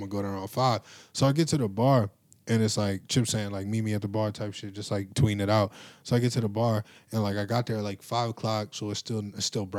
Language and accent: English; Cleveland, Ohio, United States; I'm from Cleveland